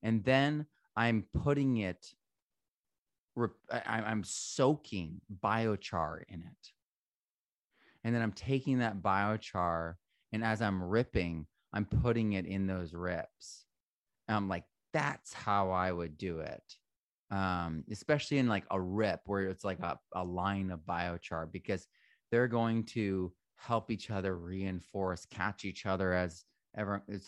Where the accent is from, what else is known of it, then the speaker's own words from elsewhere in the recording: Vermont, United States; also born or lived in New Hampshire / Connecticut; So I grew up in Vermont, New Hampshire, and Connecticut.